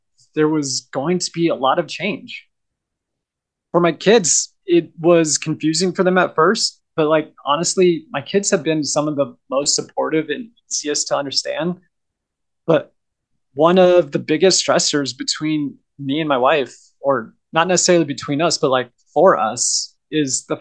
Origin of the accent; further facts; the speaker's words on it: Southern Oregon, United States; moved away; also born or lived in Idaho; I grew up in Southern Oregon